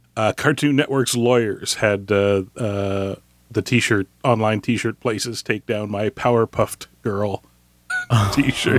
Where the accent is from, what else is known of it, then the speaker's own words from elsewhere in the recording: Canada; I'm Canadian